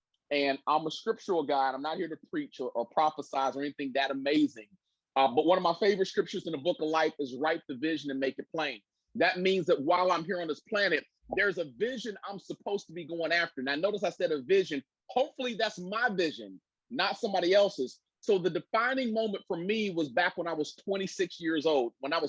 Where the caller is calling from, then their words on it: Cincinnati, Ohio, United States; I'm calling in from Cincinnati, Ohio.